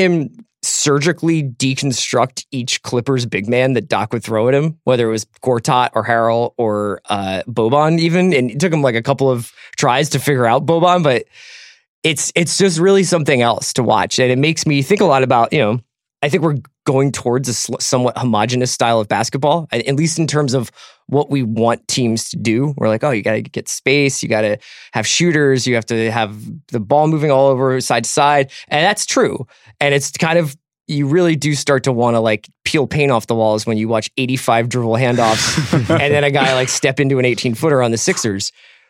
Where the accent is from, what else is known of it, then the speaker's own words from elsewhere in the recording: Philadelphia, Pennsylvania, United States; I'm from Philadelphia.